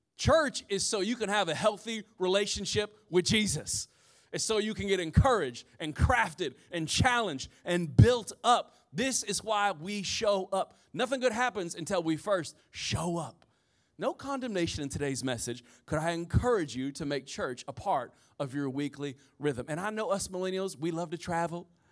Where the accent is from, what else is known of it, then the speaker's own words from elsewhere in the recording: Indiana, United States; I'm from Indiana, so everybody had the Chevy S ten pickup truck